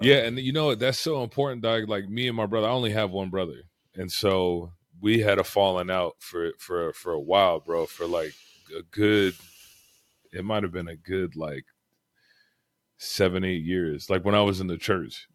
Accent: Fort Lauderdale, Florida, United States; I grew up in Broward, like, Fort Lauderdale area

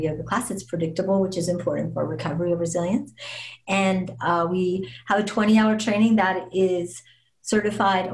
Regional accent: Las Vegas, Nevada, United States; I'm born and raised in Las Vegas

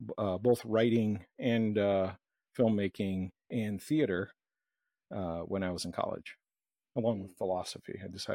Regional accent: Brazil; where I grew up in South America, in Brazil

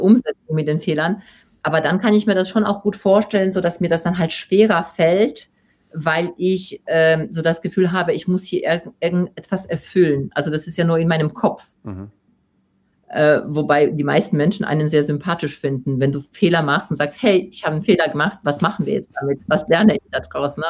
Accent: Poland; accent: Polish; German is a second language; moved away; ich komme aus Polen

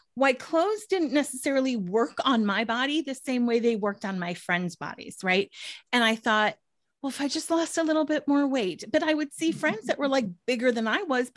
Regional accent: Minnesota, United States; moved away as an adult; also born or lived in Washington, D.C.; in 1999, I moved from Minnesota, where I'm originally from, to Washington, D.C. for a job

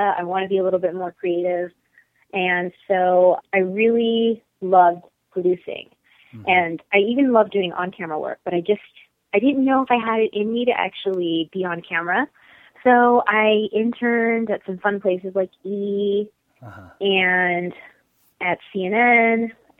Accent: India; I'm Indian and we love to throw huge, lavish weddings.

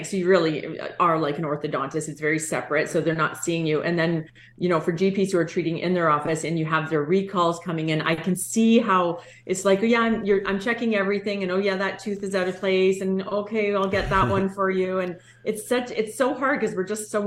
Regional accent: Canada; we're so Canadian

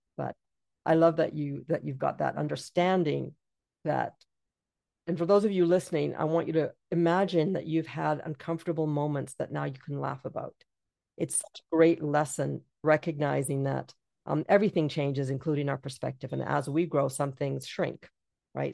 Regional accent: Jamaica; moved away; also born or lived in England; I'm from Jamaica

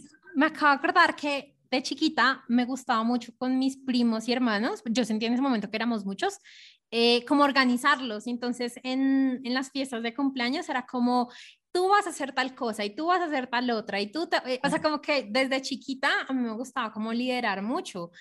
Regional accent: Colombia; nací eh, en Colombia

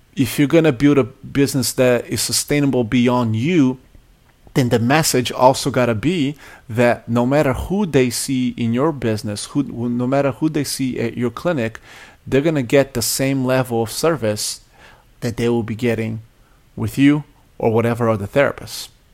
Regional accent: Brazil; now in United States; I grew up in Brazil

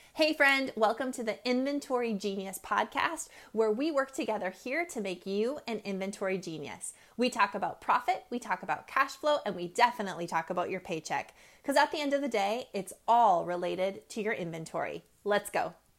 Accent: North Dakota, United States; I'm from North Dakota.

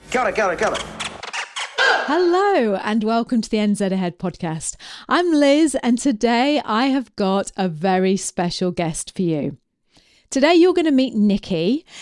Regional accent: Preston, North West England, United Kingdom; moved away; I'm from Preston. You know, I was born in Preston in Lancashire

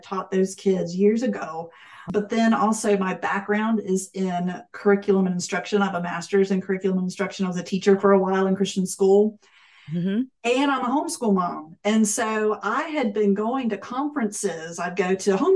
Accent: Florida, United States; I grew up in Florida

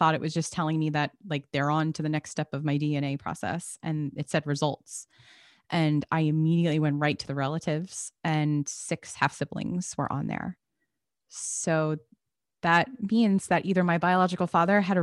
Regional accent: New Jersey, United States; I grew up in New Jersey

